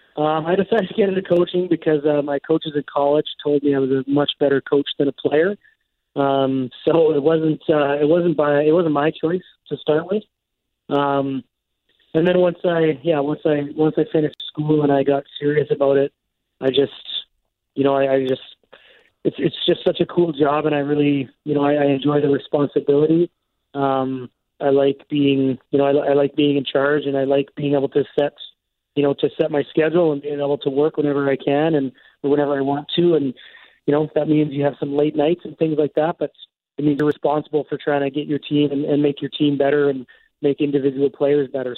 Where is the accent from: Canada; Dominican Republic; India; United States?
Canada; Alberta; also born or lived in Vancouver; now in Winkler, Canada; I'm from Alberta.